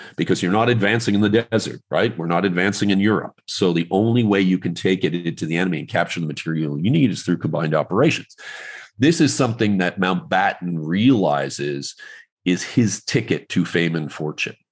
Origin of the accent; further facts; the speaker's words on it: Canada; I'm like Canadian